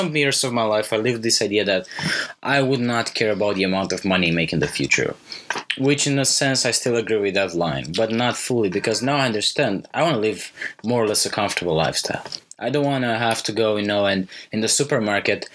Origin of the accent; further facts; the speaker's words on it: Romania; I grew up in Romania